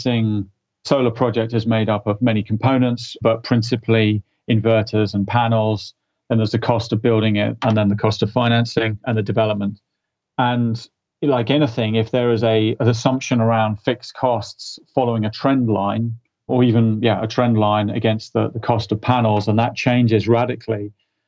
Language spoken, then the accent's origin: English; United Kingdom; being a Brit